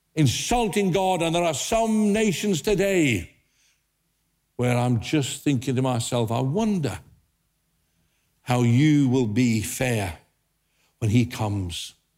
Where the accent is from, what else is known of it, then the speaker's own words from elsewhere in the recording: England, United Kingdom; being British, I thought, oh dear, we, we don't do that in England